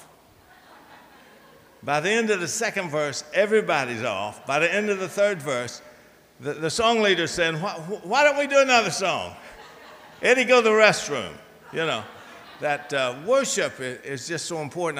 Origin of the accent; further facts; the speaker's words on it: Virginia, United States; moved away; my hometown in Virginia